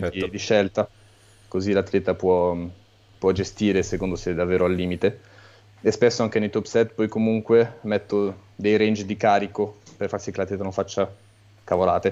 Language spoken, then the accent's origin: Italian; Italy; now in France; sono nato e cresciuto in Italia